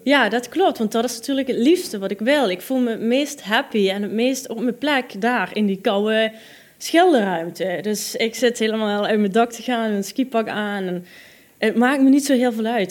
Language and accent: Dutch; Netherlands; moved away; also born or lived in Israel; mijn Hollandse nuchterheid